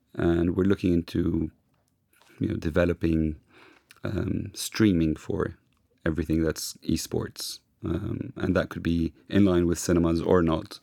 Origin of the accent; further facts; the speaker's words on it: London, United Kingdom; now in Lebanon; I grew up in London